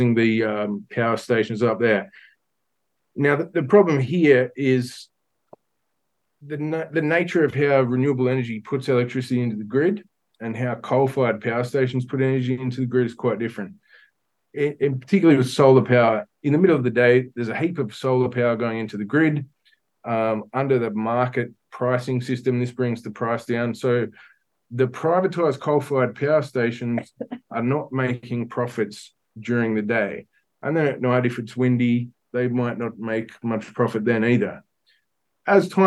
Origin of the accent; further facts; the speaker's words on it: Newcastle, New South Wales, Australia; moved away; I grew up in Newcastle, Mullumbimby